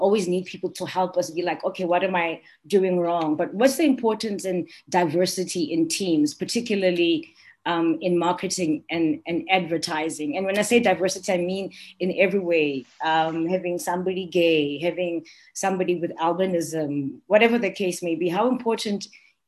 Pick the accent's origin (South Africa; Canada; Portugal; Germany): South Africa; Soweto, Gauteng; I'm from Soweto.